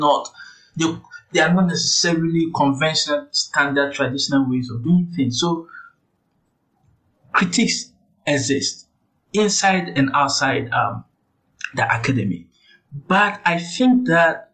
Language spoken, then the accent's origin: English; Mampong, Ashanti, Ghana; I grew up in Asante Mampong